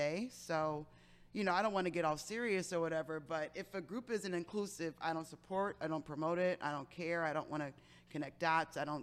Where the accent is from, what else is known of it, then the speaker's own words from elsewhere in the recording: Detroit, Michigan, United States; I'm originally from Detroit, Michigan